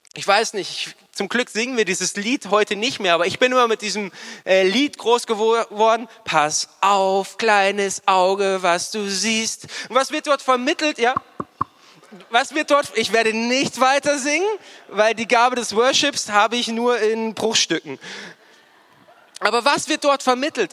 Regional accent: Starnberg, Bavaria, Germany; moved away as an adult; also born or lived in Nuremberg; ich bin in Starnberg aufgewachsen

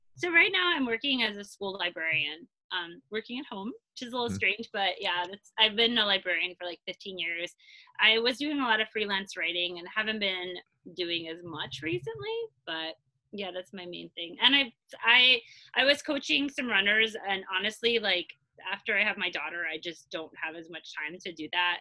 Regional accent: Long Island, New York, United States; moved away as an adult; now in Brooklyn, United States; I I grew up in Long Island.

